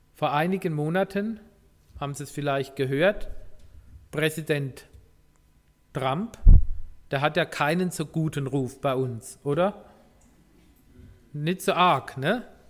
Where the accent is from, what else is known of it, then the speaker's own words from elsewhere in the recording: Germany; wir als Deutsche